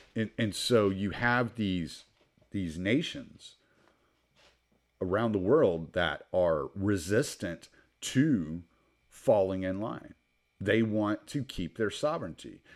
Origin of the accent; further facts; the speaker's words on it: United States; as an American